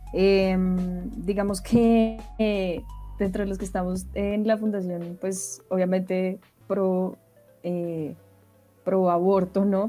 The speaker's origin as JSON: {"language": "Spanish", "region": "Bogotá", "country": "Colombia", "tie": "born or raised there", "said": "yo nací en Bogotá, eh, crecí en Bogotá mm, y después tuve la oportunidad de irme, pero volví a Bogotá"}